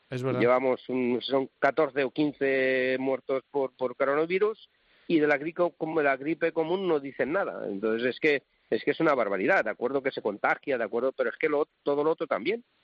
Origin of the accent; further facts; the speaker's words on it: Valencia, Valencian Community, Spain; Soy de Valencia y tengo que defender a los cítricos